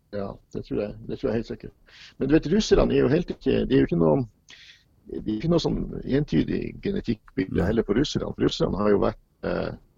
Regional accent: Sortland, Nordland, Norway; fra den bygda i Nordland som, der jeg vokste opp

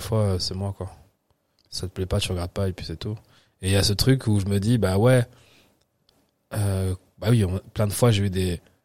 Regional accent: Nice, Provence-Alpes-Côte d'Azur, France; also born or lived in Paris / Picardy; on a habité à Nice. Tu vois, pendant tout le reste de ma vie, on habité jusqu'à mes 17 ans, j'habitais à Nice

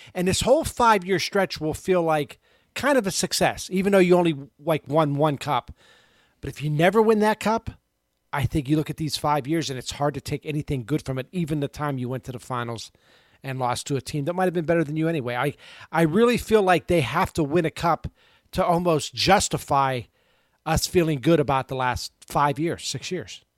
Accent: Pittsburgh, Pennsylvania, United States; I grew up in Pittsburgh in the seventies

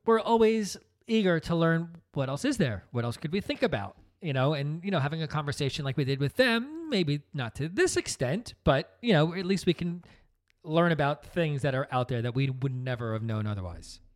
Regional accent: New Jersey, United States; we're from New Jersey. We come from a, a very traditional upbringing

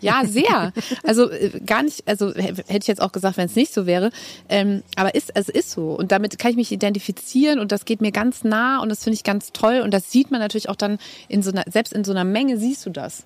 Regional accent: Cologne, North Rhine-Westphalia, Germany; accent: Kölsch; first language Kölsch; weil das halt meine Sprache ist, meine Muttersprache

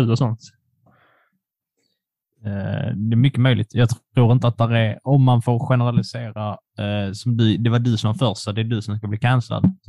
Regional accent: Poland; now in Sweden; jag är polack

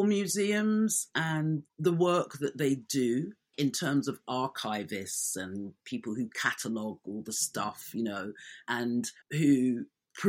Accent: London, United Kingdom; born and raised in London

